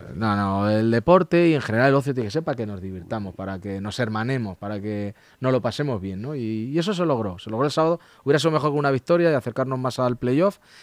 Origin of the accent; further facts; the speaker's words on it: Leganés, Community of Madrid, Spain; los vecinos de Leganés somos vecinos de Leganés